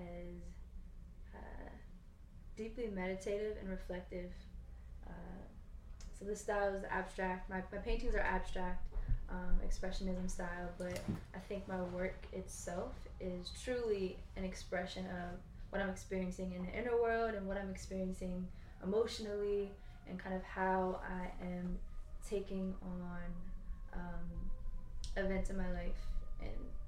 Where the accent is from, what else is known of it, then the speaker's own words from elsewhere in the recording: Annapolis, Maryland, United States; I grew up in Annapolis, Maryland.